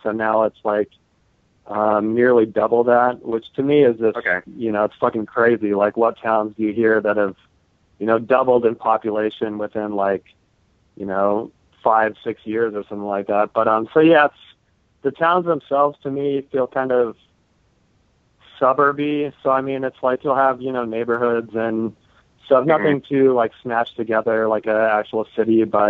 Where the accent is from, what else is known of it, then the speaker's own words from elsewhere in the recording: Wyoming, United States; growing up in Wyoming